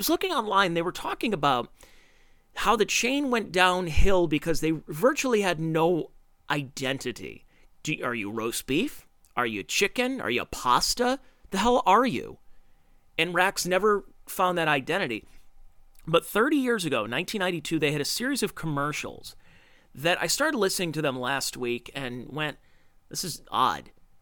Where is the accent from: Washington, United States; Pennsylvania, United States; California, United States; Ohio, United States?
Ohio, United States; Cleveland; where I grew up in Cleveland, Ohio